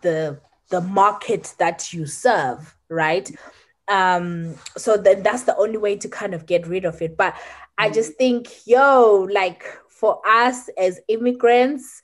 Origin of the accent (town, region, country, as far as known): Zimbabwe; now in United Kingdom